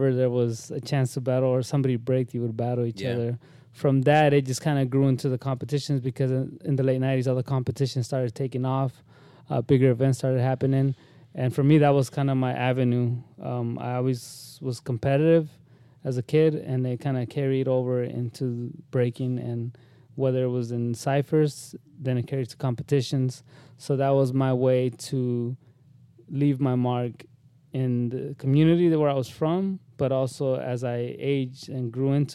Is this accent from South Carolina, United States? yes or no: no; Windsor, California, United States; I grew up in Northern California. Windsor actually is the town where I lived for the longest.